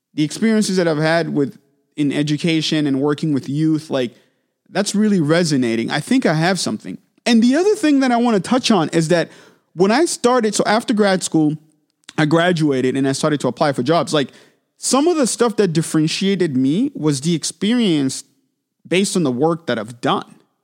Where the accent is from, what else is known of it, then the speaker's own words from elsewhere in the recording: Manchester, New Hampshire, United States; I got opportunity to start teaching at local studios where I grew up in Manchester, New Hampshire.